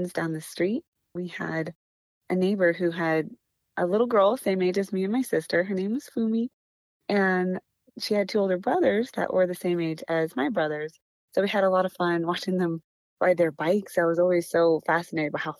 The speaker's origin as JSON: {"language": "English", "town": "Lancaster", "region": "California", "country": "United States", "tie": "born or raised there", "also_born_or_lived": "Bakersfield, California", "said": "I was born in Bakersfield, California, but a few months later, we moved to Lancaster, California"}